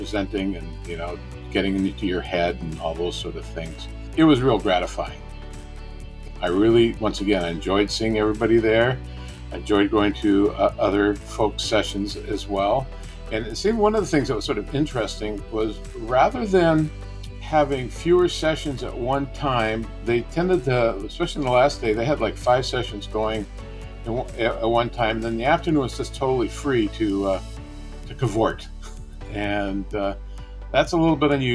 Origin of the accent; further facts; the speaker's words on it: the Northwest, Pacific Northwest, United States; I'm from the Northwest